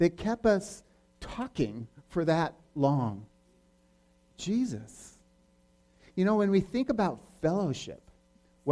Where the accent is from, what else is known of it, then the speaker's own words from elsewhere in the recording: Newport Beach, California, United States; I'm from Southern California where the sun's always out